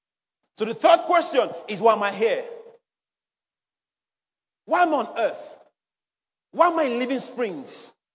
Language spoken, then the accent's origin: English; Edo, Nigeria; accent: Benin; I'm from Edo State. I was born, bred there. So no matter the English I know and I speak, sometimes my Benin tongue used to come out.